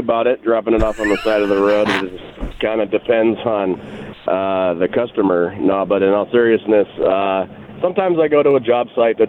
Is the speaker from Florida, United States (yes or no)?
no; Wisconsin, United States; No, I'm actually from Wisconsin.